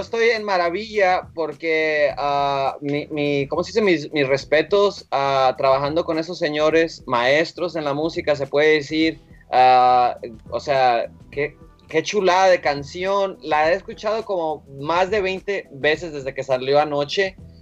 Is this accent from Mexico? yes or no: yes; Mexico; somos mexicanos y, latinos